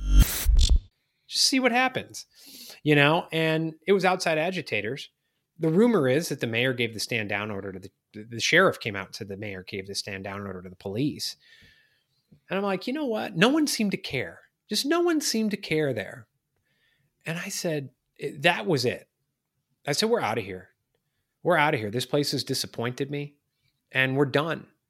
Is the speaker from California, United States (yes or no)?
no; Chicago, Illinois, United States; now in Charleston, United States; I'm from Chicago